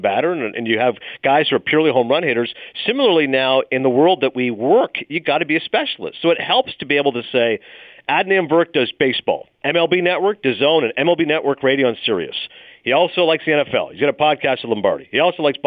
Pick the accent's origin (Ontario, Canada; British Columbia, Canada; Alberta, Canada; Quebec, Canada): Ontario, Canada; moved away as an adult; also born or lived in Toronto, Ontario / Bristol, Connecticut; now in New York, United States; Even though I was born in Toronto, I grew up in a small town. From ages 11 to 18, I lived in Morvan, Ontario, population 500